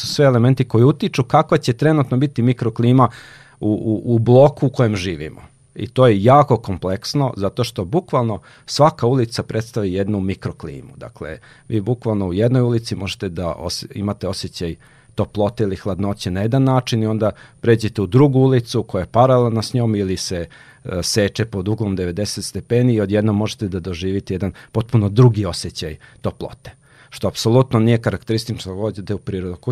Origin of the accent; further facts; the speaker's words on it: Serbia; Ovde u, kod nas u Srbiji